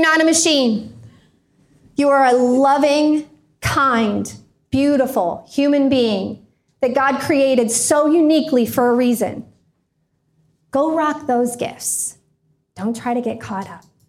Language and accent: English; Indiana, United States; also born or lived in Florida; I was moving from Florida to Indiana, back to Indiana. I'd been living down there